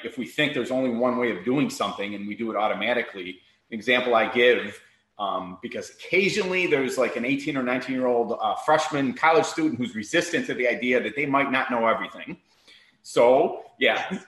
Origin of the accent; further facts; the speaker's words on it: Chicago, Illinois, United States; also born or lived in Miami, Florida; now in Naples, United States; I'm born and raised in Chicago